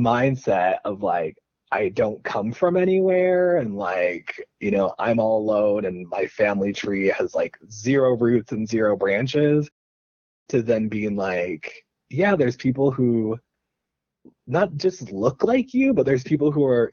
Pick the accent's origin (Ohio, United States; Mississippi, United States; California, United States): Ohio, United States; born there; I guess I was lucky that I was born in Ohio